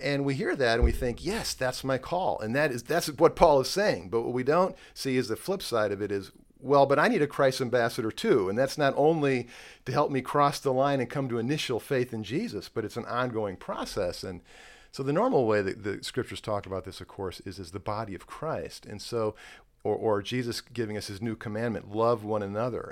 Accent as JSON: {"language": "English", "town": "Chicago", "region": "Illinois", "country": "United States", "said": "I'm from Chicago"}